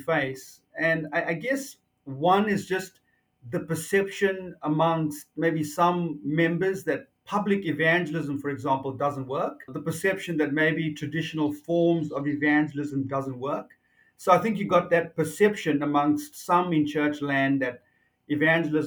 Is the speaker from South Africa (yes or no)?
yes; South Africa; moved away as an adult; also born or lived in New Zealand / Avondale, Australia; now in Australia; Originally, I'm from South Africa. Yes. Born and raised in South Africa.